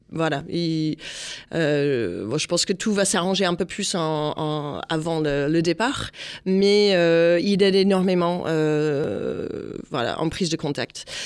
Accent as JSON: {"language": "French", "country": "United States", "moved": "yes", "lives_now": "France", "said": "je suis américaine"}